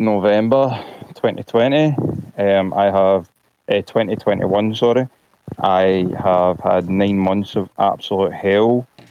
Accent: Glasgow, Scotland, United Kingdom; I'm from Glasgow, Scotland.

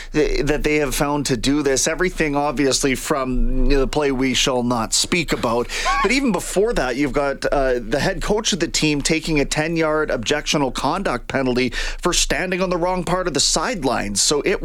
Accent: Kamloops, British Columbia, Canada; The bar that I used to drink at was called Cactus Jack's in Kam

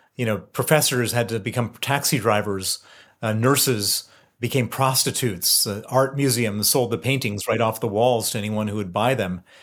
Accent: Chicago, Illinois, United States; moved away as an adult; also born or lived in Princeton, New Jersey / Moscow, Russia / London; I grew up in, in Chicago, born in Princeton, New Jersey

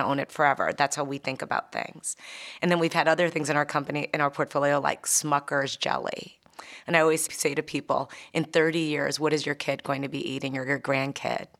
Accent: United States; being an American

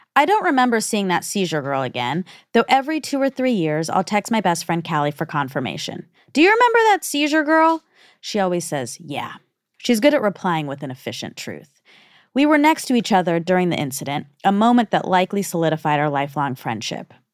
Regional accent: United States; also born or lived in India (ancestry); I'm both American and Indian.

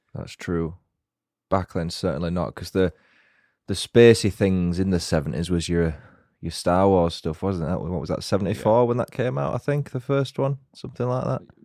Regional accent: Yorkshire and the Humber, United Kingdom; accent: Yorkshire; I'll probably put on my Yorkshire accent a little bit more, which I naturally do around people from God's own county

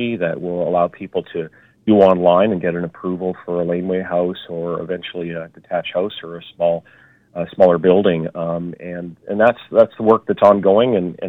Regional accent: Vancouver, British Columbia, Canada; I grew up in South Van as well and in the Killarney area

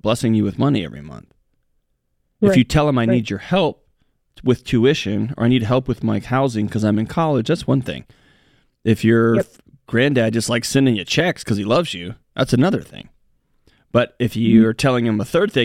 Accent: Texas, United States; I'm from Texas.

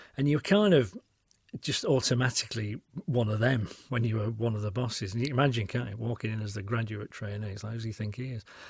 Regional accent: Yorkshire and the Humber, United Kingdom; moved away as an adult; now in Cotswolds, United Kingdom; I'm famously a Yorkshireman

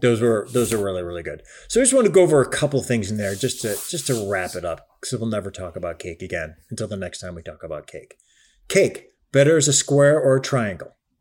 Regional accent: Cleveland, Ohio, United States; moved away; also born or lived in Chicago; I am from the Midwest. I'm Cleveland and then spent time in Chicago

